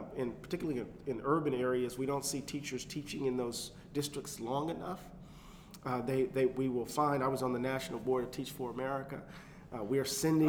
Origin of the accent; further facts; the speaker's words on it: Moss Point, Mississippi, United States; I had folks in Moss Point